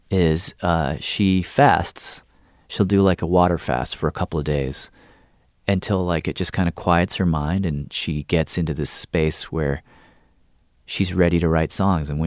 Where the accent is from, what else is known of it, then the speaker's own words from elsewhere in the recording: the South, United States; since I, since growing up in the South mm. about who I am in relation to that place